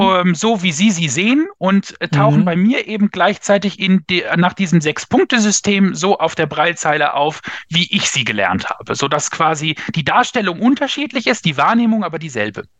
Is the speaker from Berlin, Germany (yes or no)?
no; Lingen, Lower Saxony, Germany; also born or lived in Bremen; bin aber groß geworden in Lingen an der Ems in Niedersachsen